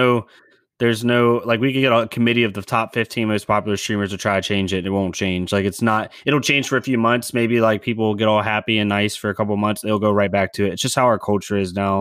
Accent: United States; as an American

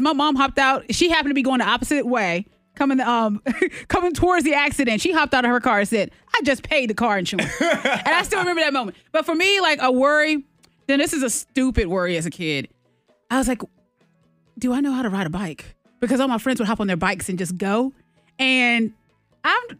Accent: United States; growing up in Bedford County

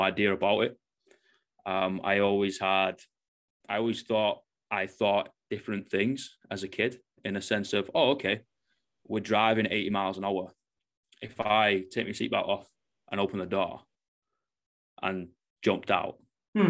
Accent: Manchester, North West England, United Kingdom; now in New Zealand; I'm obviously from Manchester, UK, so moved to the other side of the world

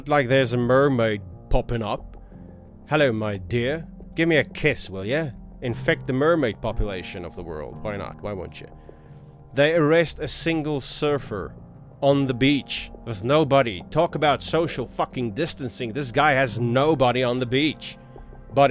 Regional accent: South Africa; I am from South Africa

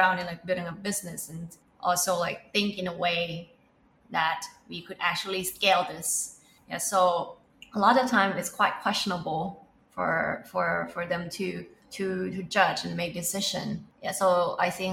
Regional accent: Thailand; we are from Thailand

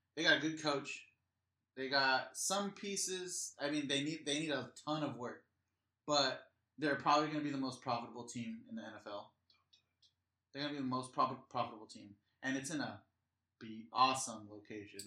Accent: La Mirada, California, United States; I'm from L- from LA. I grew up with LA lifestyle.

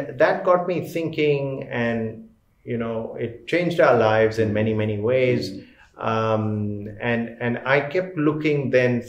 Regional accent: Delhi, India; moved away as an adult; also born or lived in Toronto, Canada; I grew up here in Delhi and pretty much like a regular Delhi person

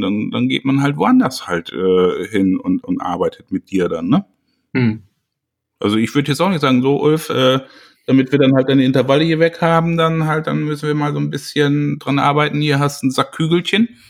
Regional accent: Germany; bei uns in Deutschland

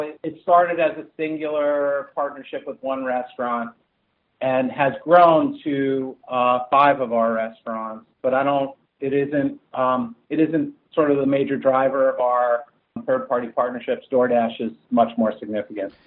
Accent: New Jersey, United States; also born or lived in East Coast; now in California, United States; I grew up in Central Jersey

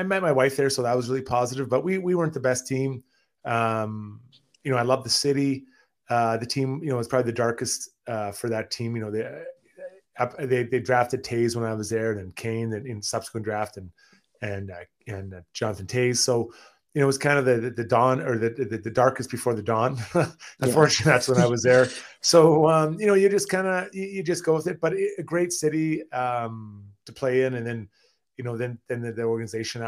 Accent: Edmonton, Alberta, Canada; I'm from Edmonton

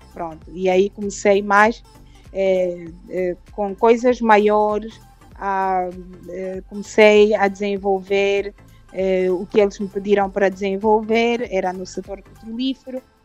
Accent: Luanda, Luanda Province, Angola; also born or lived in Cuanza Norte, Angola / Lisbon, Portugal; eu nasci no, no, no Kwanza Norte, saí de lá ah, com três anos, é, vim para Luanda com os meus pais

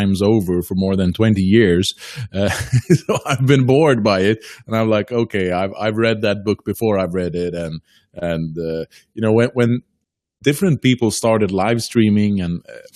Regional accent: Faroe Islands; now in Norway; I'm originally from the Faroe Islands. I live on mainland Scandinavia, but in Norway

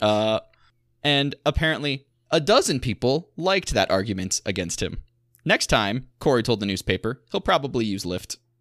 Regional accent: Southwest Michigan, United States; growing up in Southwest Michigan

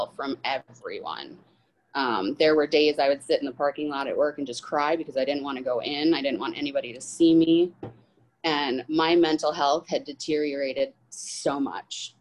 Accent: Rockford, Illinois, United States; I am 39 from Rockford, Illinois

